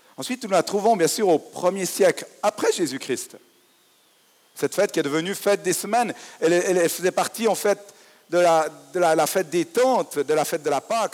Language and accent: French; Fribourg, Switzerland; en tant que fribourgeois